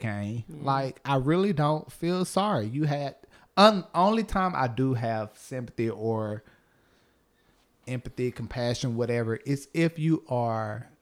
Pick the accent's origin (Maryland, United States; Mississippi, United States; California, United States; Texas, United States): Mississippi, United States; coast of; I'm from the coast of Mississippi